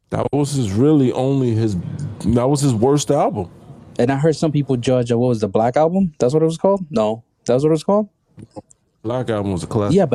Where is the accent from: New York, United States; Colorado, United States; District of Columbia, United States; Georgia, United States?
Colorado, United States; Yeah, I'm from Colorado.